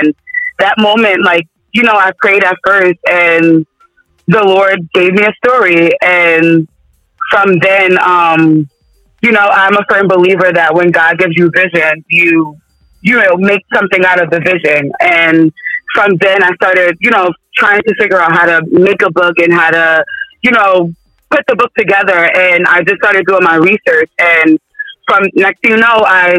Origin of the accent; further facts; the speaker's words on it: Yonkers, New York, United States; now in Duxbury, United States; I'm from Yonkers, New York